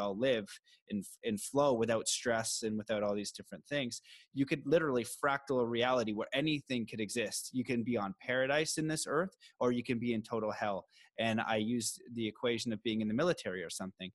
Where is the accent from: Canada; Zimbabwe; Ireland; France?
Canada; me as a Canadian